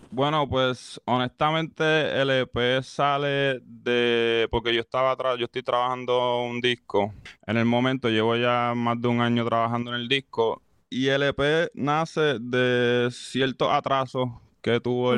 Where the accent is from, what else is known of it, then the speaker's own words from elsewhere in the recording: Caguas, Puerto Rico; yo soy de Cagua. Yo vengo, vengo de Notre Dame